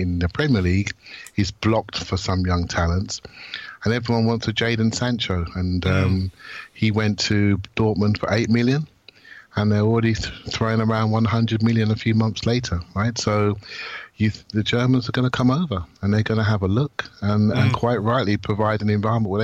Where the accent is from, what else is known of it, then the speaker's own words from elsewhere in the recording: England, United Kingdom; I'm an Englishman